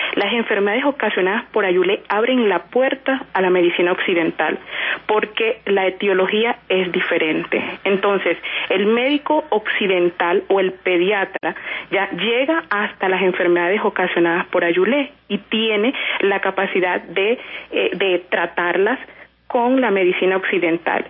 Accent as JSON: {"language": "Spanish", "region": "La Guajira", "country": "Colombia", "said": "los que somos de La Guajira"}